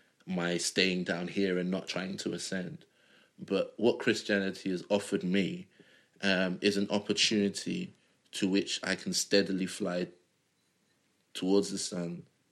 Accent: Nigeria; If me and another Nigerian have an idea that requires us to travel around the world, I'm more likely to get my idea off the ground

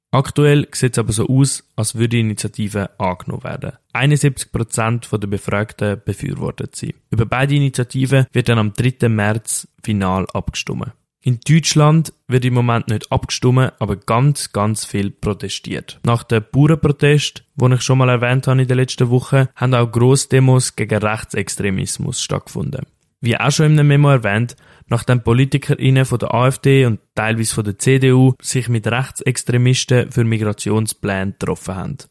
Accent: Switzerland; Bei uns in der Schweiz

